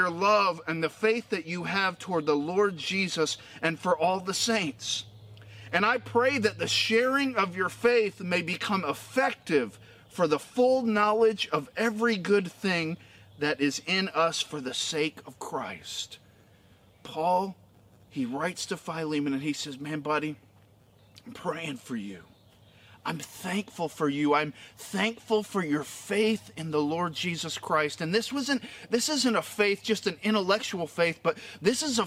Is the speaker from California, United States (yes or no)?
no; Florida, United States; I grew up in Florida